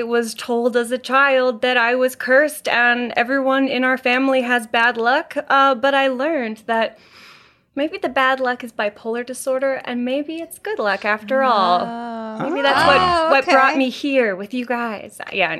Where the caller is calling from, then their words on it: Vancouver, British Columbia, Canada; Yes, Vancouver, British Columbia.